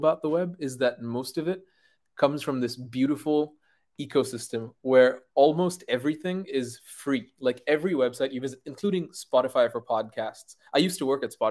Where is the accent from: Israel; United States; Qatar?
Qatar; I grew up in Qatar, of all places